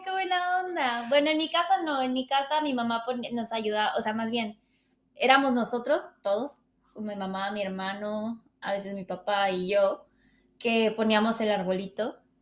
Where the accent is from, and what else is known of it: Mexico